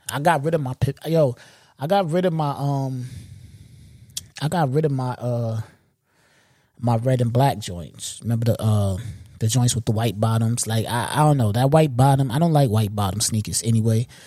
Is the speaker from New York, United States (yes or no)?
yes; New York, United States; I'm a New Yorker